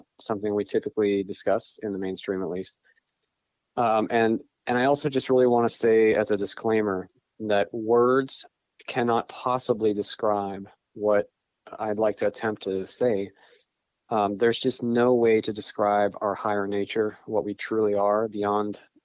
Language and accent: English; northwestern Pennsylvania, United States; I grew up in northwestern Pennsylvania. I'm there at the moment